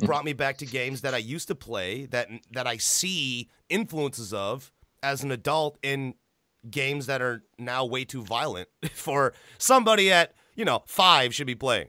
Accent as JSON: {"language": "English", "region": "Illinois", "country": "United States", "tie": "born or raised there", "said": "I grew up in Illinois"}